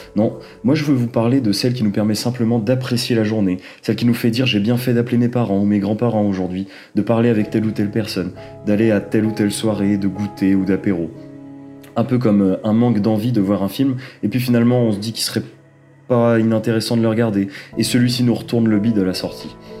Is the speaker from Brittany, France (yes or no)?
yes; Rennes, Brittany, France; moved away as an adult; now in Lyon, France; Rennes en Bretagne, de là d'où je viens